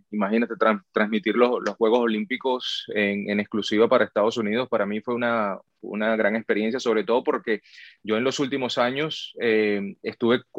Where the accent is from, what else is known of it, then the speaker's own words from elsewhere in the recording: Venezuela; now in United States; Bueno, yo llegué de Venezuela en el año de 2008 y llegué a trabajar en, fútbol de primera